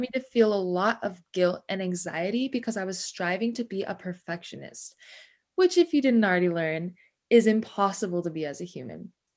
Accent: Ojai, California, United States; moved away as an adult; now in San Diego, United States; I was born and raised in Ventura in Ojai, California

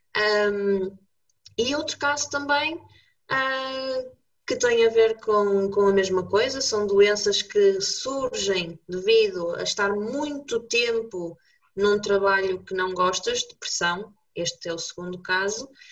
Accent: Braga, Norte, Portugal; eu sou bracarense, como tu

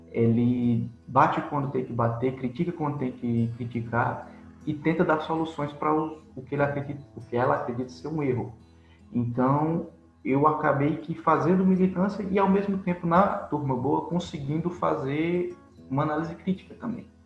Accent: Paraíba, Brazil; E eu sou paraibano.

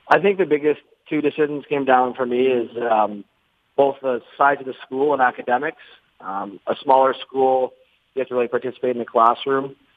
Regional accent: just outside of Toronto, Ontario, Canada; moved away; I grew up just outside of Toronto

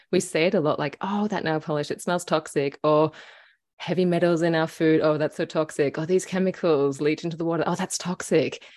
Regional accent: Australia; growing up in Australia

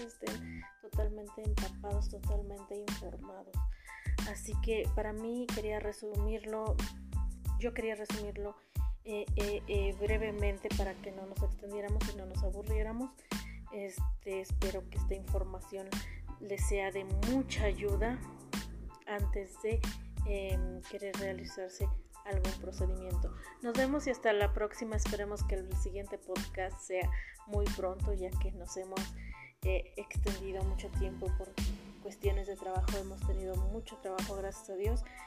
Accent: Mexico; somos los mexicanos

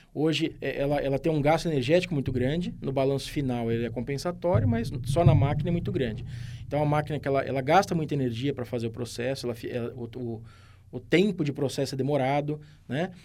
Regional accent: São Carlos, São Paulo, Brazil; eu sou de São Carlos

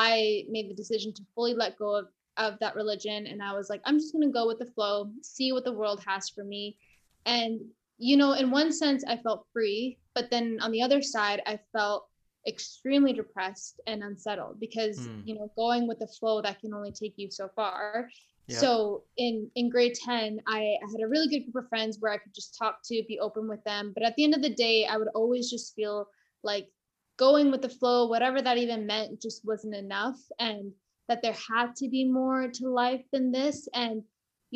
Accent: Canada; I was born in Canada

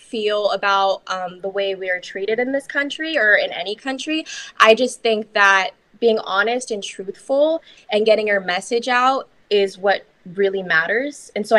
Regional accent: Philippines; And especially being half Filipino in the Philippines, it was seen as being more beautiful to be more fair skinned. So when I was raised by my Filipino mother

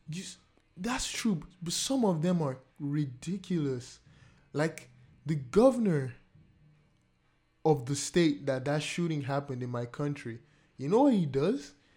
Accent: Nigeria; now in Canada; my home country, Nigeria

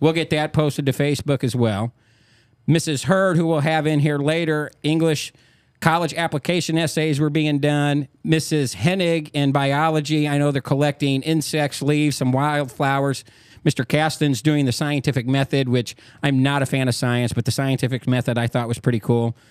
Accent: Carlyle, Illinois, United States; I'm from Carlisle

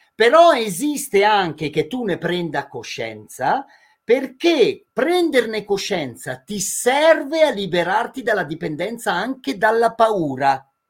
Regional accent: near Madonna di Campiglio, Trentino-Alto Adige, Italy; delle nostre parti, che sono vicino a Madonna di Campiglio

